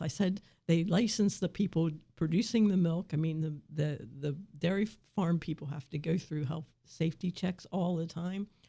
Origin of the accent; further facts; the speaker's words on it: Waynesboro, Pennsylvania, United States; I grew up in this valley, I grew up in Waynesboro